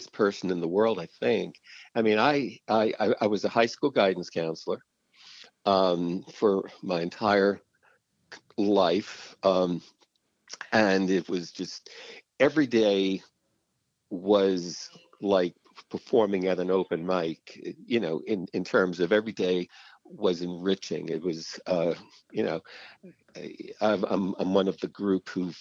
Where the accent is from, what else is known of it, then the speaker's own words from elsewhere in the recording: New York City, New York, United States; accent: New Yorkish; moved away as an adult; now in Reisterstown, United States; I was a Manhattan boy